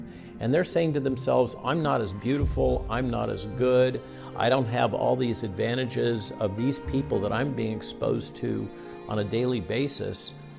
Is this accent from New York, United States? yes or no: no; Virginia, United States; they apparently want to do it in my home state in Virginia.